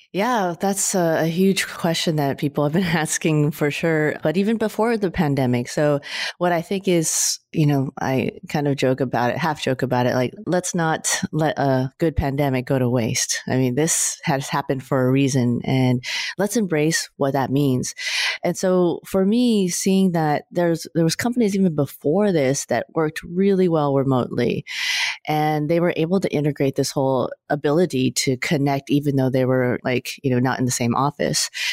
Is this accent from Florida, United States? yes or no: no; California, United States; I'm a California girl